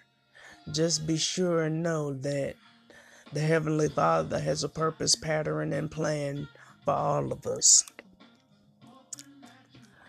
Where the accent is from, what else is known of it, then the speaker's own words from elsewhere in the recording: Flint, Michigan, United States; the city of Flint, Michigan, my hometown, where I'm from, born and raised